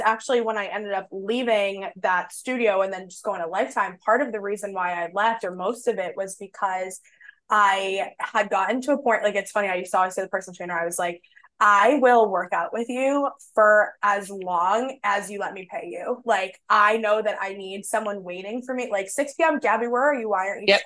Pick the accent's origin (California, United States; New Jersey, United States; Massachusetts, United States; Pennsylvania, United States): Massachusetts, United States; Boston; I grew up in Boston